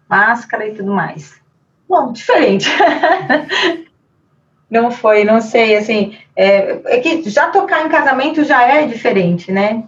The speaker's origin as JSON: {"language": "Portuguese", "country": "Brazil", "said": "falando como brasileira"}